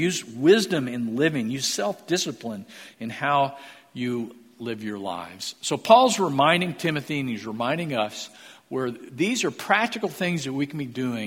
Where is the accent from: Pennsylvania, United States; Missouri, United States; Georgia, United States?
Missouri, United States; moved away; I'm from Missouri